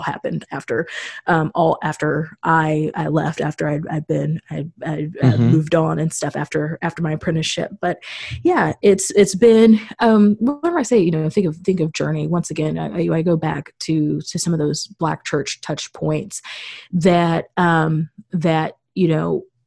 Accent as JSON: {"language": "English", "region": "Missouri", "country": "United States", "tie": "born or raised there", "moved": "as an adult", "lives_now": "Chicago, United States", "said": "I'm a native Missourian"}